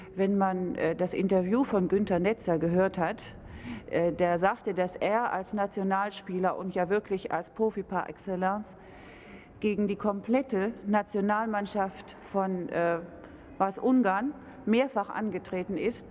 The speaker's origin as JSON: {"language": "German", "country": "Germany", "said": "Als Deutscher"}